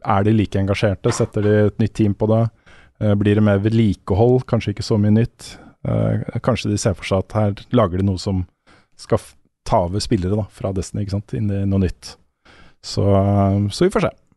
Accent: Norway; som nordmann

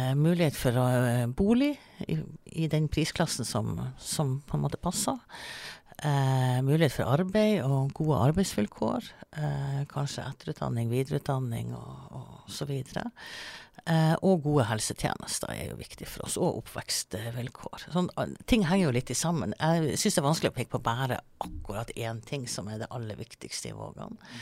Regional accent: Melbu, Nordland, Norway; now in Svolvær, Norway; jeg kommer fra Melbu. Eh, men jeg flytta jo faktisk til Svolvær i 96

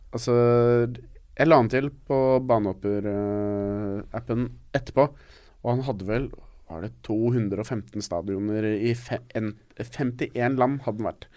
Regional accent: Norway; vi er jo fra Norge.

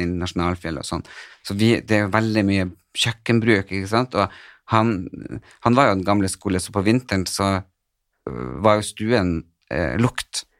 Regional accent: Northern Norway, Norway; moved away; Jeg er jo fra Nord-Norge, og det er der hjertet mitt bor

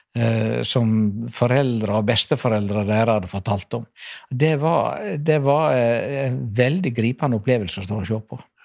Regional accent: Norway; moved away; also born or lived in Skogneset lighthouse; jeg vokste opp på Kloknes fyr. Faren min var fyrmester. Jeg vokste opp på to av fyrene der oppe

